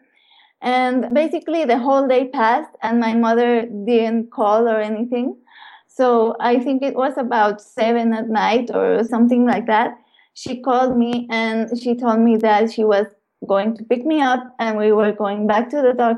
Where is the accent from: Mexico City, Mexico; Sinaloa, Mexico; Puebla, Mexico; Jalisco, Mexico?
Puebla, Mexico; I was born in Puebla in Mexico, and I was born into a really loving family